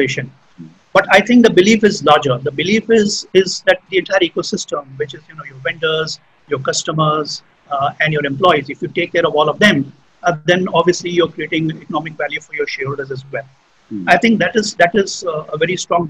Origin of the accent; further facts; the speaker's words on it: Jamshedpur, Jharkhand, India; moved away; I grew up in Jamshedpur, right? I did my schooling there